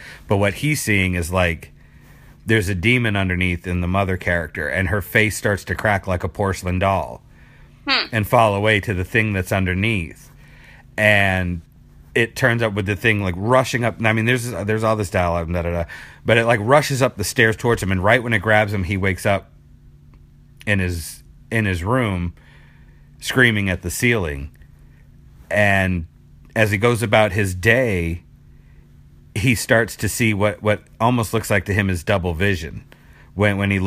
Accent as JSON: {"language": "English", "town": "Boston", "region": "Massachusetts", "country": "United States", "moved": "yes", "said": "I'm from Boston originally"}